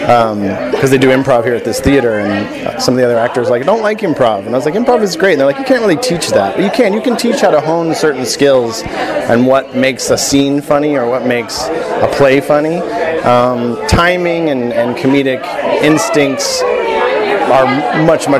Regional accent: United States; moved away as an adult; also born or lived in Kansas / Nashville, Tennessee / New York; now in Los Angeles, United States; I grew up in Kansas and Nashville, Tennessee

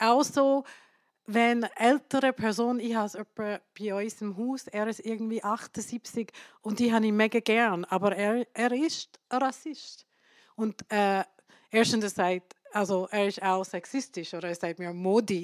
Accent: India; now in Switzerland; Ich komme aus Indien

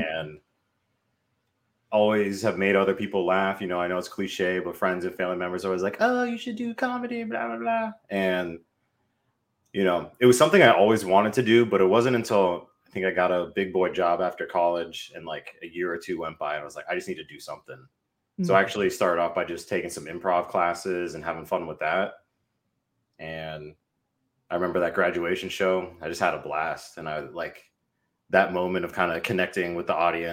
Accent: Northern Virginia, United States; moved away as an adult; also born or lived in Washington, D.C.; now in Baltimore, United States; I grew up in the Northern Virginia area

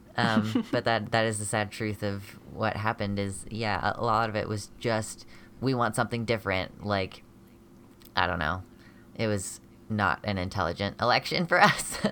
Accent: United States; I'm a genderqueer American person

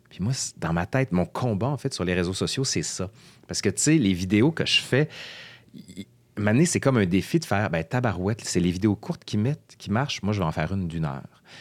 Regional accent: Quebec City, Quebec, Canada; Moi, en fait, je viens de Québec, mais ma mère est française

